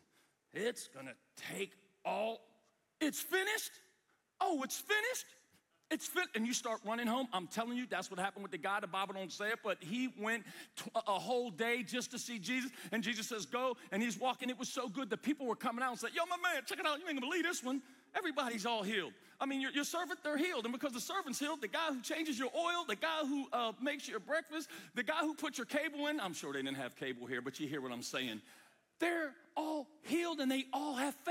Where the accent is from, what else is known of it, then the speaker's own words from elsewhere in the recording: United States; from the United States